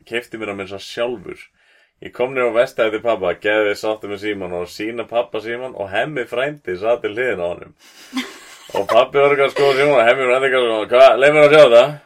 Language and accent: Icelandic; Iceland; fólk heyrir á sér frá Íslandi